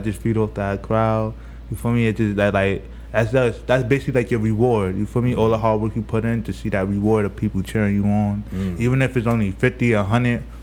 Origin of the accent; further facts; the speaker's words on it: New York City, New York, United States; I'm from Brownsville. Oh, but you feel me, I've been all over Brooklyn, but I really originate from Brownsville.